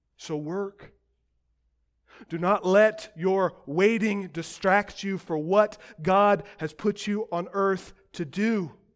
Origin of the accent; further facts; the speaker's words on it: United States; As modern American Christians